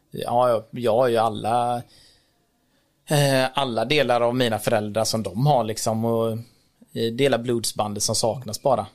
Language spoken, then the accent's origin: Swedish; Rolfstorp, Halland County, Sweden; also born or lived in Sri Lanka; Kom till Sverige när jag var tre månader drygt i eh, ett litet samhälle som heter Rollstorp som ligger mellan Varberg och Ullared, som många känner till säkert. Och växte upp där när jag var liten